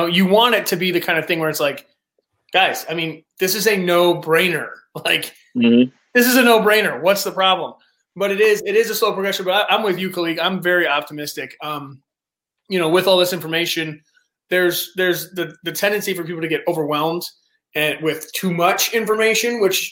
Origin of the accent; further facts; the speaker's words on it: Detroit, Michigan, United States; I was raised in Detroit. I grew up over at like 7 Mile and Kelly